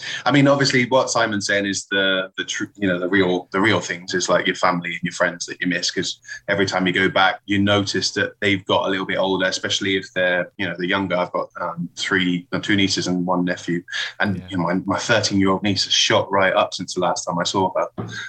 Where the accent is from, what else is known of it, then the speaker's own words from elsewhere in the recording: England, United Kingdom; now in Spain; As an Englishman living in Spain, there's obviously you've got some of the food.